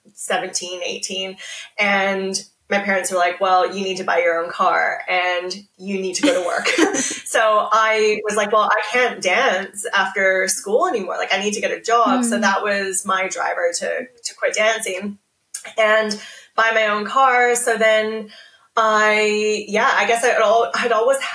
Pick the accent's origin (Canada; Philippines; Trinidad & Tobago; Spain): Canada; moved away as an adult; now in Australia; I'm Canadian. I have been living in Australia for 12 years now